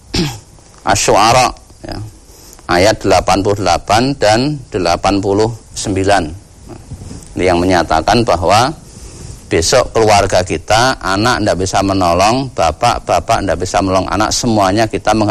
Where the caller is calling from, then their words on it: Kalimantan, Indonesia; di Kalimantan, Ustaz